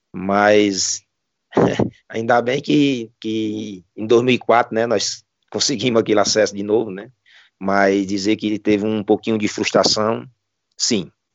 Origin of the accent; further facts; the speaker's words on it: Jaguaruana, Ceará, Brazil; sou de Jaguaruana